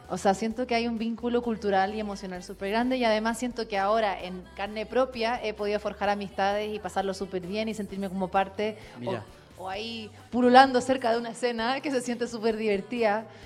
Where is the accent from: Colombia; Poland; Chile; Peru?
Chile; yo soy de Chile